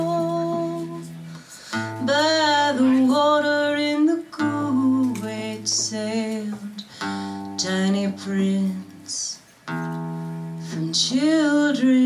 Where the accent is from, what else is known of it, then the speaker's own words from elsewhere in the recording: the South, United States; moved away; I'm from the South